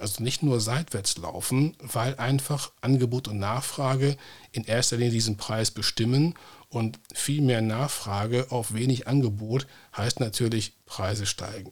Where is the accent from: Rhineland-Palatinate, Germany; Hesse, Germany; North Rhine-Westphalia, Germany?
North Rhine-Westphalia, Germany; hier in meiner Heimatregion Nordrhein-Westfalen